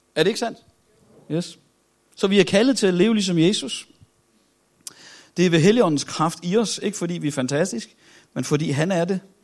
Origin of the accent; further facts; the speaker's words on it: Copenhagen, Capital Region of Denmark, Denmark; Nu er jeg jo fra København